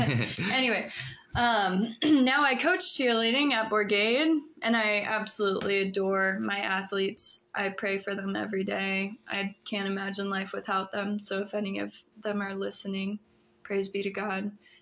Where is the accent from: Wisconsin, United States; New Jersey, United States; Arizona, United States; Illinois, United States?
Arizona, United States; Phoenix; also born or lived in Fort Wayne, Indiana; I was born in Fort Wayne, Indiana. I was raised half of my childhood in Fort Wayne, Indiana, and half of my childhood I was raised in Phoenix, Arizona.